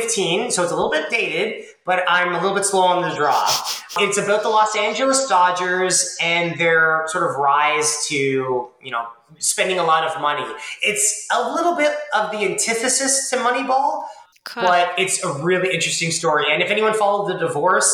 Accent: Toronto, Ontario, Canada; I grew up in Toronto

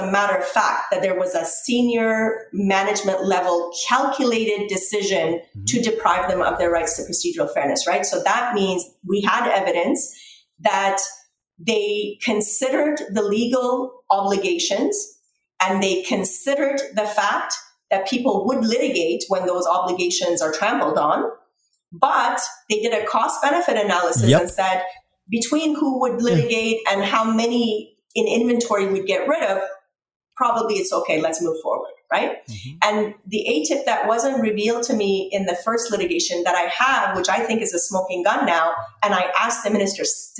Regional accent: Canada; It's unfortunate and difficult as a Canadian to be in a position where I think that that's what's happening with our government as well.

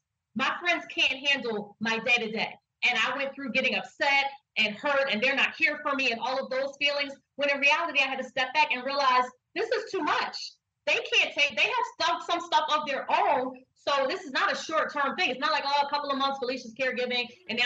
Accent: Philadelphia, Pennsylvania, United States; I'm from Philadelphia, not North Philadelphia

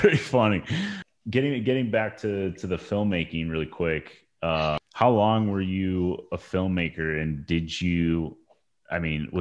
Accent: Chicago, Illinois, United States; I'm from Chicago

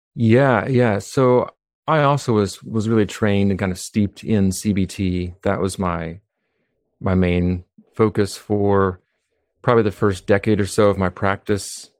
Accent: Humboldt County, California, United States; now in Philadelphia, United States; I was born in California

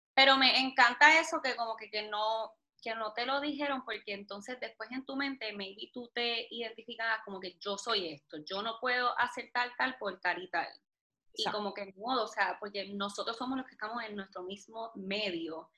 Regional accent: Puerto Rico; soy de Puerto Rico

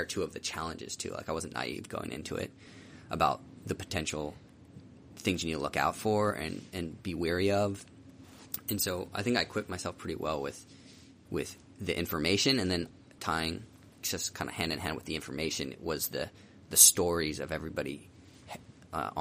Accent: Philadelphia, Pennsylvania, United States; moved away as an adult; also born or lived in Virginia / Southern California; I'm from Philly

